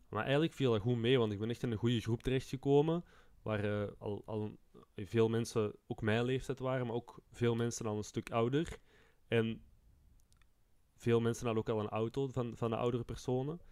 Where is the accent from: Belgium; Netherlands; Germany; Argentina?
Belgium; Turnhout, Flanders; bij ons in Turnhout